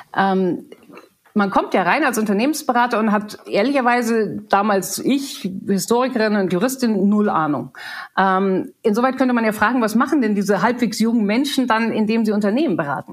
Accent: Germany; moved away as an adult; also born or lived in England; mit 21 viel zu jung, um als, als Deutsche zu arbeiten

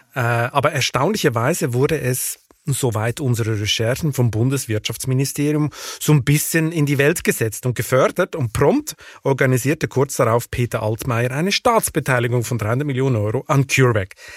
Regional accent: Switzerland; now in Germany; meinem Heimatland Schweiz

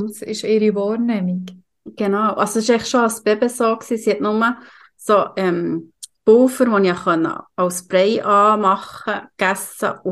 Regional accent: Aargau, Switzerland; Und ich als Aargauer richtig Glück gehabt.

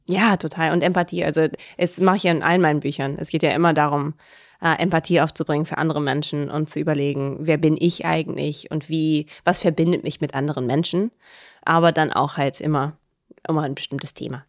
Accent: Cologne, North Rhine-Westphalia, Germany; also born or lived in Canada; Köln, wir sind in Köln aufgewachsen, in Sülz

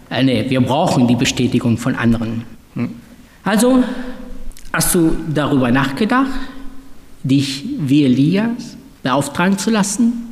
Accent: Duisburg, North Rhine-Westphalia, Germany; also ich bin ja in Duisburg aufgewachsen

